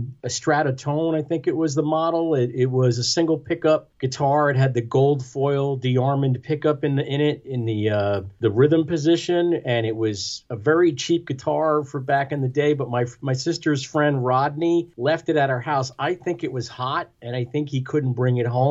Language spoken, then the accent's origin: English; Lindenhurst, New York, United States; also born or lived in Amityville, New York; I was born in Amityville on Long Island.